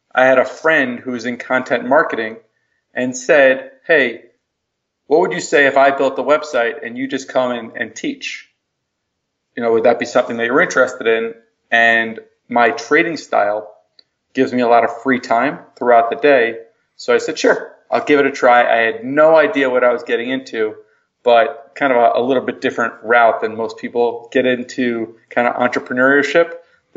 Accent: New Jersey, United States; moved away as an adult; now in Chicago, United States; I grew up on the East Coast, grew up in New Jersey, moved out to Chicago

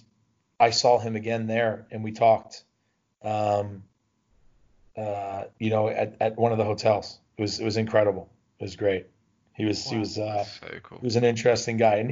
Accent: New Jersey, United States; moved away as an adult; I grew up in New Jersey, very close to Philadelphia

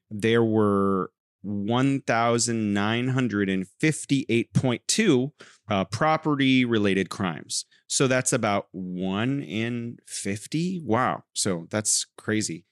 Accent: California, United States; now in Wuhan, China

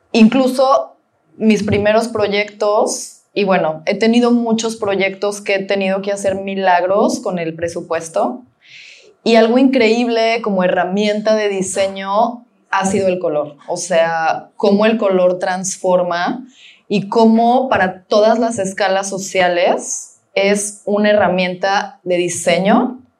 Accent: Mexico; sino pues todos somos mexicanos, ¿no?

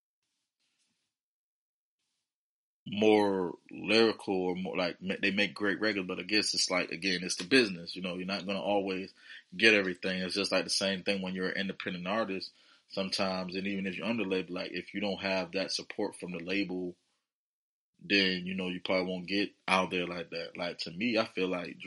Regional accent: Virginia, United States; coming out from my hometown, VA.

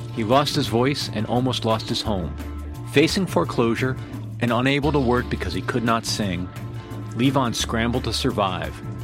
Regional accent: New York City area, United States; moved away; also born or lived in Manhattan, New York / Brooklyn, New York; somebody from that area

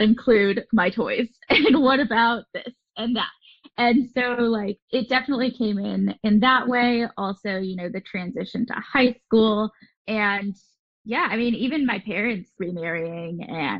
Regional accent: Southern California, United States; I have grown up in Southern California, but I am a child of divorce. So I have moved to different places throughout Southern California

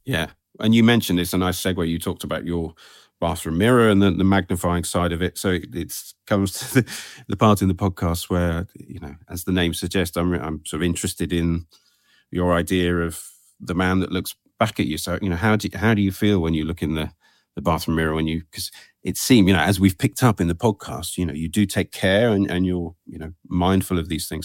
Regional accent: England, United Kingdom; I'm so English

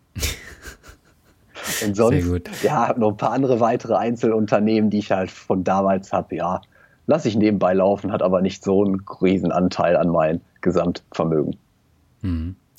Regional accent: Germany; dass ich in Deutschland geboren bin, bei einer stabilen Familie

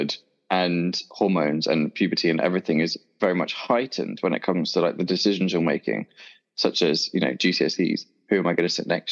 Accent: Dorset, South West England, United Kingdom; moved away as an adult; now in London, United Kingdom; I grew up in Dorset, and I left Dorset when I was about 18. So yeah, spent the whole of my life there

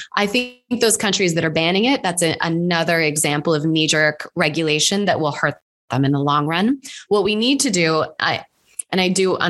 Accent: United States; Again, I know I'm very American. So we have a much higher tolerance for just letting stuff kind of find its place before trying to control it too much. It's very cowboy culture, I know.

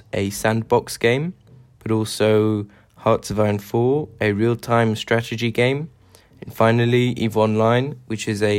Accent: Paris, Île-de-France, France; I'm from Paris and I'm 16.

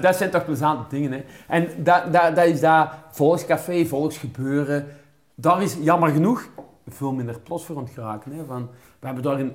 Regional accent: Kempen, Flanders, Belgium; ja, ja, wij zijn van de Woestraat

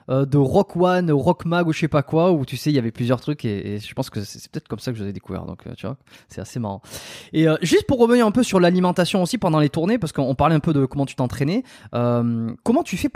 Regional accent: Landes, Nouvelle-Aquitaine, France; je viens des Landes.

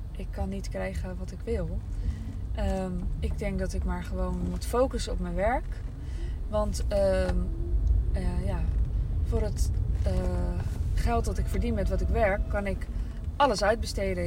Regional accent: Amsterdam, North Holland, Netherlands; moved away as an adult; Ik kwam uit Amsterdam

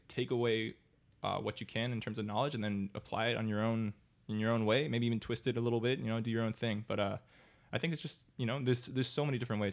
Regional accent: Miami, Florida, United States; I'm born and raised in Miami.

